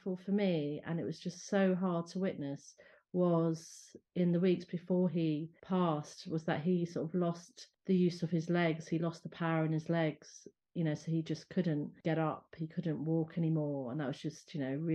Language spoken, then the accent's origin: English; London, United Kingdom; also born or lived in Ireland; having Irish parents, but being brought up in London